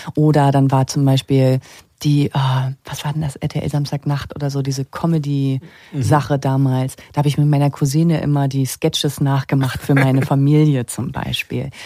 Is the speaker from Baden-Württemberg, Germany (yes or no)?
no; Usedom, Mecklenburg-Vorpommern, Germany; moved away; meine Kindheit in Mecklenburg-Vorpommern